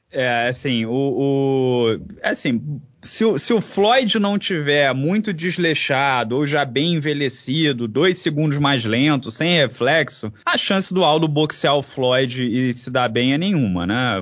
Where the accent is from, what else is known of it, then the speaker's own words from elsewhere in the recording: Brazil; a gente é brasileiro